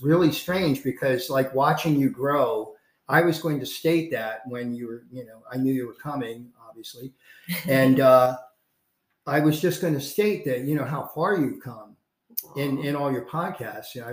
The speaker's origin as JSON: {"language": "English", "region": "North Carolina", "country": "United States", "tie": "born or raised there", "moved": "yes", "said": "I was born in North Carolina. I'm a Tar Heel"}